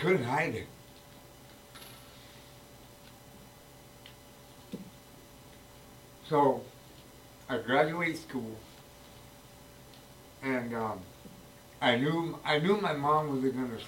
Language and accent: English; Los Angeles, California, United States; I was born and raised in East Los Angeles, California